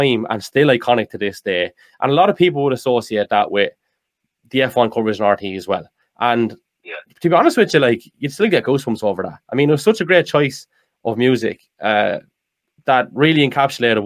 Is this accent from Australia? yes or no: no; Carlow, Leinster, Ireland; I'm from Carlow